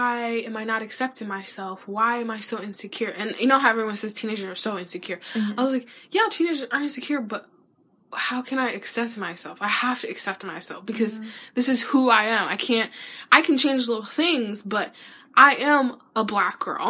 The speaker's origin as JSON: {"language": "English", "town": "Philadelphia", "region": "Pennsylvania", "country": "United States", "said": "I'm just from Philly"}